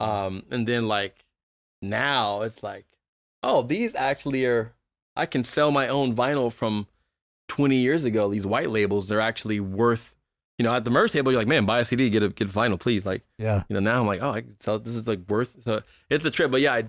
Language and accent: English; Berkeley, California, United States; also born or lived in Oakland; Born and raised in Berkeley, Berkeley and Oakland.